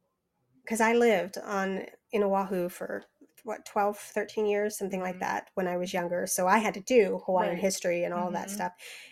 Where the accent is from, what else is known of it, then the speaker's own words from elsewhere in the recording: Wales, United Kingdom; I'm Welsh.